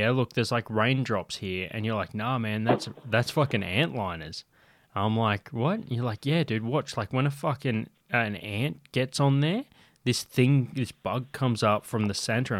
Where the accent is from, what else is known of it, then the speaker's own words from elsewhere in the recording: South Australia, Australia; I'm from South Australia, man, in my back fucking yard.